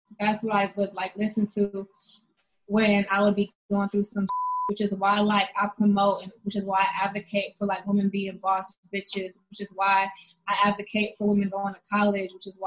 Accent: the Bay Area, California, United States; I'm from the Bay

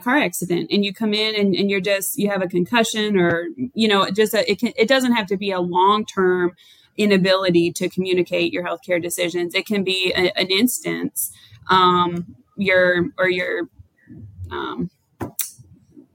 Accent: Michigan, United States; moved away as an adult; also born or lived in North Carolina; now in Wilmington, United States; I'm originally from Michigan and I moved to North Carolina about 12 years ago

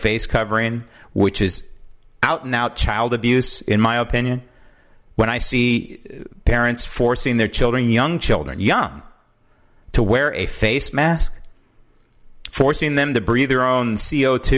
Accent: San Francisco, California, United States; born and raised in San Francisco

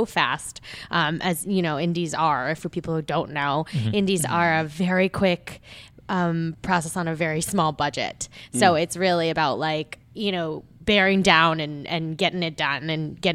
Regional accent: Long Island, New York, United States; also born or lived in South Korea; I am a Korean adoptee as well, and I grew up on Long Island

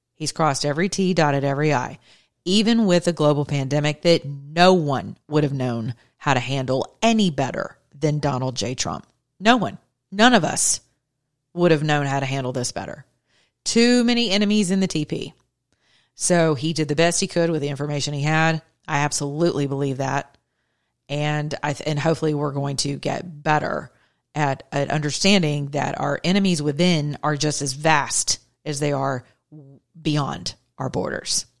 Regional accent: United States; I'm American

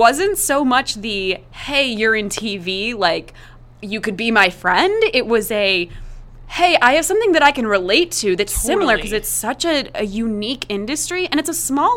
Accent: East Coast, United States; moved away as an adult; also born or lived in Chicago; I grew up on the East Coast

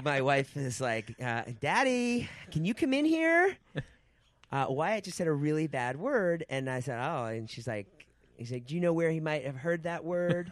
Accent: Boston, Massachusetts, United States; moved away; also born or lived in New York; I'm from Boston.

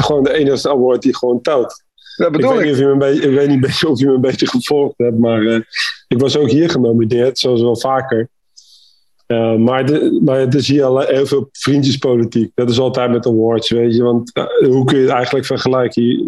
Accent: The Hague, South Holland, Netherlands; now in United States; als Hagenees

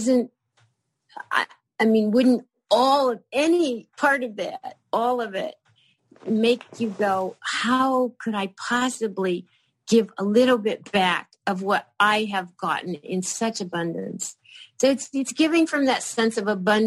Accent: Kentucky, United States; moved away; the little town that I grew up in Kentucky

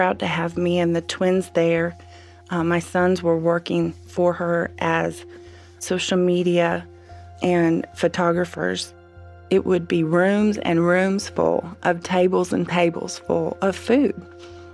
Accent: Midwest, United States; moved away as an adult; also born or lived in Abu Dhabi, United Arab Emirates; being a Midwesterner

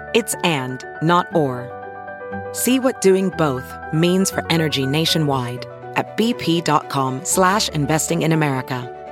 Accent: Pittsburgh, Pennsylvania, United States; I am from Pittsburgh

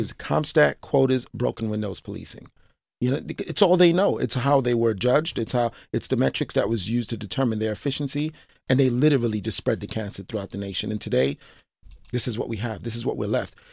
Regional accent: New York City, New York, United States; born and raised in Brooklyn, East Flatbush, still live in East Flatbush

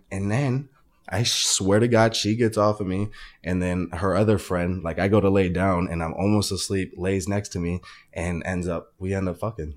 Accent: Arizona, United States; I'm originally from Arizona

